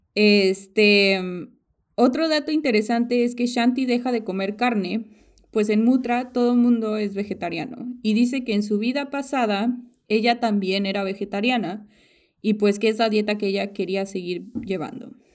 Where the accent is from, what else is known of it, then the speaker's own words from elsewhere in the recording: Mexico; now in United States; yo era, yo soy mexicana